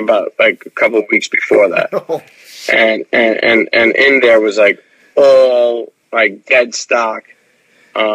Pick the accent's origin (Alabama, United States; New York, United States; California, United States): New York, United States; New York City; moved away as an adult; now in South Jersey, United States; growing up in New York City